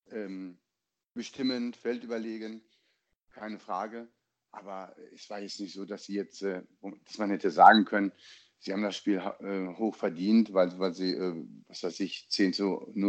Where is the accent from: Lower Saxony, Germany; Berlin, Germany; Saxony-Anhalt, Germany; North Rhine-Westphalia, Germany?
North Rhine-Westphalia, Germany; Dortmund; bei uns in Dortmund gab es ja auch am Samstagnachmittag Regen.